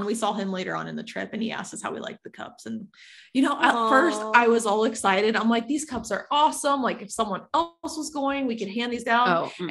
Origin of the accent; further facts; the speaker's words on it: Ohio, United States; I'm from Ohio.